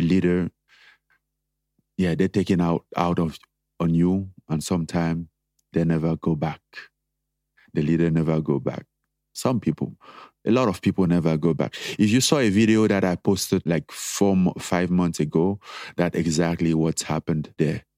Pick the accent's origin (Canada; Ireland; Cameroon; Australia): Cameroon; moved away as an adult; growing up in Cameroon